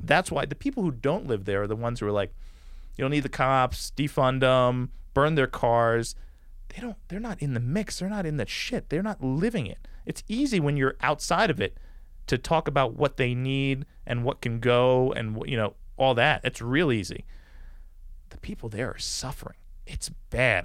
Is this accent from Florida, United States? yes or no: no; New York City, New York, United States; moved away; my mom moved to this neighborhood on Staten Island